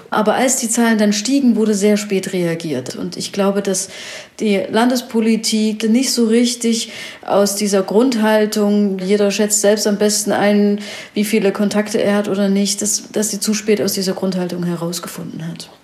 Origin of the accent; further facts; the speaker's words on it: Ore Mountains, Saxony, Germany; ich komme selber aus dem Erzgebirge